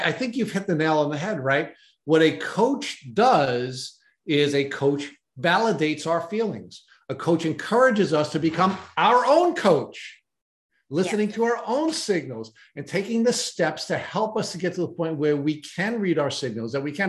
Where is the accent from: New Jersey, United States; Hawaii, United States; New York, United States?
New York, United States; I went from being a New Yorker